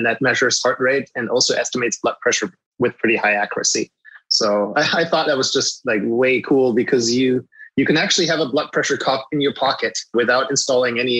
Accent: Germany; English is a second language; moved away as an adult; now in United States; I grew up in Germany, and I've only moved to the US in 2016

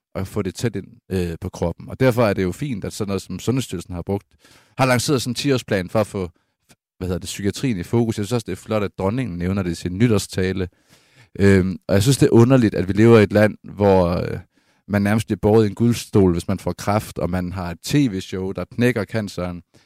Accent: Aarhus, Central Denmark Region, Denmark; hvor jeg er vokset op på matriklen af Syriags Hospital i Aarhus

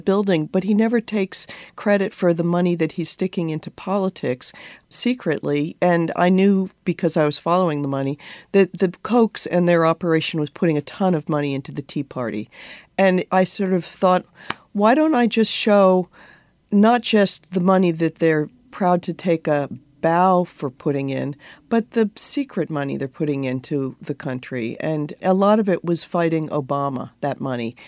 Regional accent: New York, United States; moved away as an adult; now in Washington, D.C., United States; I think of myself as a New Yorker

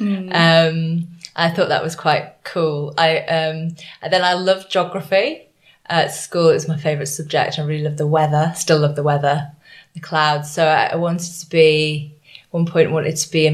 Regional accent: Leeds, Yorkshire and the Humber, United Kingdom; I grew up in Leeds in Yorkshire.

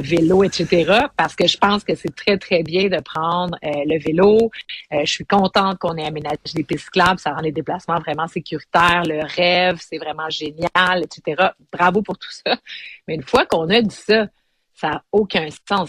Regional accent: Montreal, Quebec, Canada; on est Montréalais

